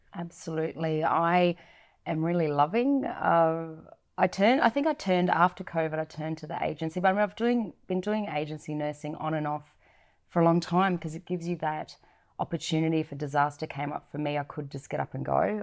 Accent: Goods Island, Gulf of Carpentaria, Queensland, Australia; I was born here in Australia, but both my parents migrated over. And I grew up in a remote community up in the Gulf of Carpentaria of Australia, so Good Island, up in a remote island.

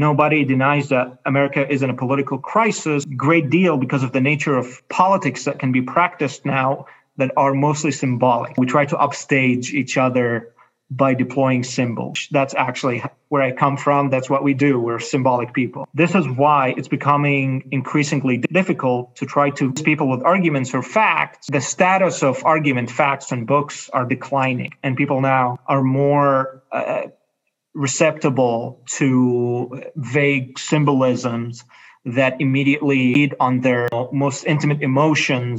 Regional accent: Cairo, Cairo Governorate, Egypt; I grew up in Cairo in Egypt

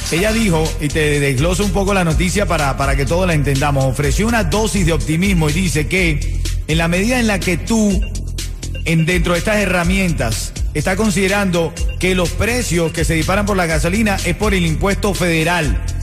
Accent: Venezuela; Yo como venezolano te digo, hazle caso, Háganle caso

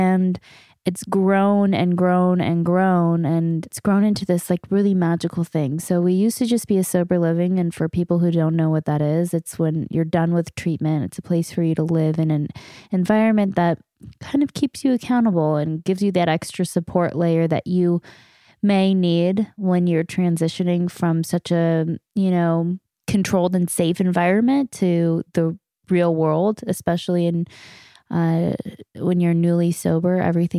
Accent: Canada; we're two knuckleheads from Canada

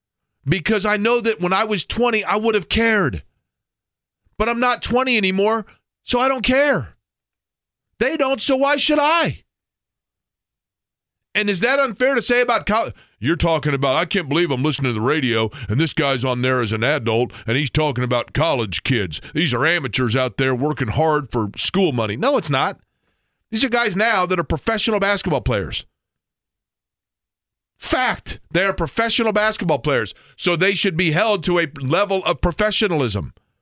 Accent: Indiana, United States; growing up, I, like so many people in the state of Indiana, dreamed of playing basketball for Indiana University.

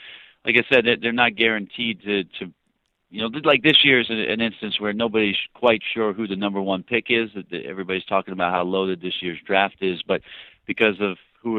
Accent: New York, United States; born there; I was born in New York. My dad was playing for the Nets at the time, and I got a little East Coast in me.

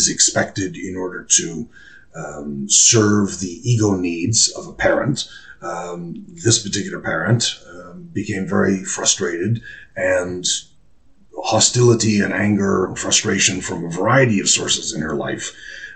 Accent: Toronto, Ontario, Canada; accent: Canadian; now in United Kingdom; my accent is not British. Canadian, if you please, not American

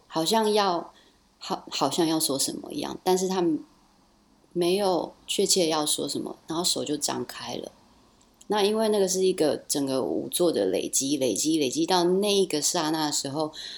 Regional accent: Taichung, Taiwan; moved away as an adult; also born or lived in Rotterdam, Netherlands; now in Brussels, Belgium; 我是台中的女儿

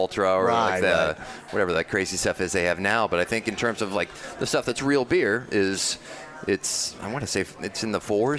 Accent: Indianapolis, Indiana, United States; I grew up on the south side of Indianapolis.

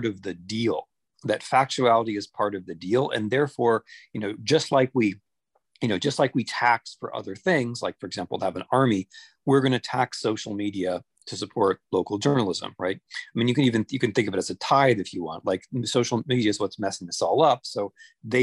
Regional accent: Ohio, United States; when I grew up in Ohio, I had a local newspaper in my little town

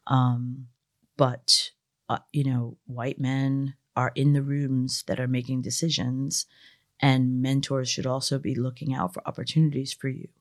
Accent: United States; I grew up working class in America.

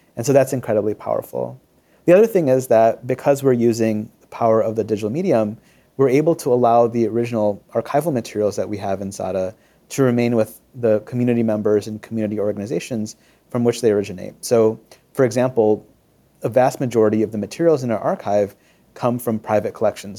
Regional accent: Michigan, United States; I grew up in Michigan for the most part

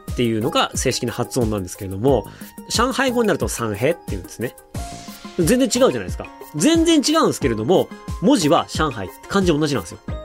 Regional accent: Hokkaido, Japan; moved away as an adult; 僕、北海道出身なんですけど

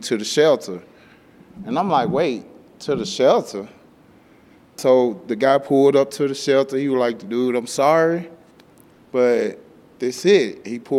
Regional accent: Memphis, Tennessee, United States; moved away as an adult; now in Denver, United States; I come from Memphis, Tennessee. I was born and raised there. I spent my whole entire life there until I got here

